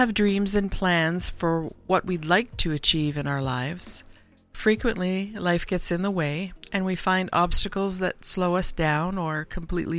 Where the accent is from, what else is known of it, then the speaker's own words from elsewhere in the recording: Canada; Being Canadian